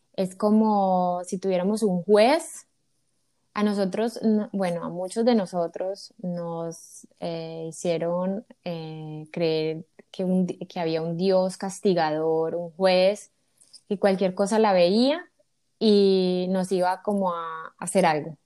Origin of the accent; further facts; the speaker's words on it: Colombia; moved away as an adult; now in United States; soy colombiana, Vivo en Estados Unidos hace seis años